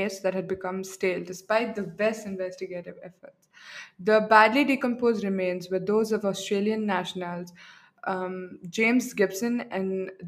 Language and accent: English; India; accent: Arab; I'm not German. I'm very Indian. Though I have an Arab accent sometimes